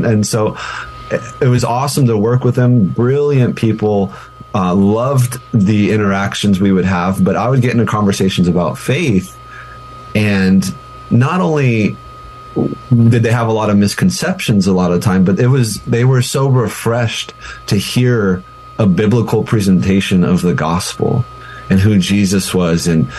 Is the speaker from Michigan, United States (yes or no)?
no; Albuquerque, New Mexico, United States; You know, I came from Albuquerque. We have family in, you know, Colorado, other places